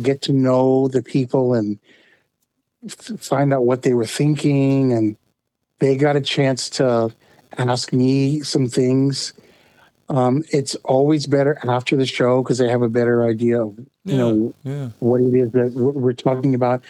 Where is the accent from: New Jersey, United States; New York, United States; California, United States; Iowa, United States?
California, United States; Bay Area; I grew up in California, in the Bay Area